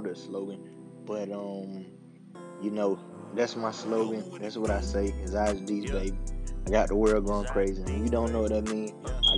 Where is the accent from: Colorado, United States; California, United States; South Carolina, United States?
South Carolina, United States; Bennettsville; I'm from Bennisfield, South Carolina, a small town down here in South Carolina